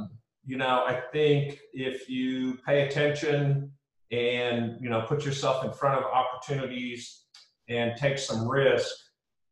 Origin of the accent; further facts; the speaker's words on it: Lincoln, Nebraska, United States; moved away as an adult; now in Austin, United States; I grew up in Lincoln, Nebraska, and was going to university there